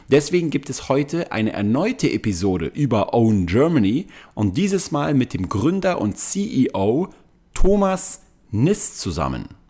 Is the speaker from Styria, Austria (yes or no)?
yes; Styria, Austria; also born or lived in Graz; now in Vienna, Austria; ich komme eigentlich aus dem Süden äh, von Österreich, aus der Steiermark.